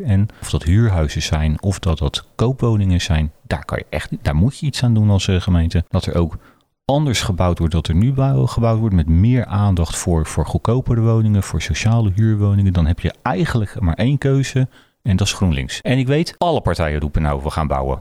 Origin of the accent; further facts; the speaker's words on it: Zuid, South Holland, Netherlands; now in Berkel en Rodenrijs, Netherlands; ik kom uit Zuid. Ik, ik ben eh, uiteindelijk naar Berkel toegegaan